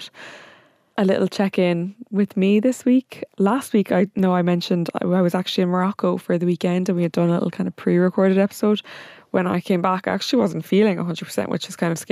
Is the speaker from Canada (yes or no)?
no; Limerick, Munster, Ireland; I'm from Limerick